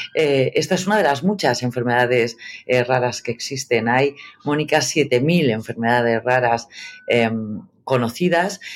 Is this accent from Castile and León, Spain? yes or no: yes; Burgos, Castile and León, Spain; moved away; also born or lived in New York; yo soy periodista, eh, eh, soy de Burgos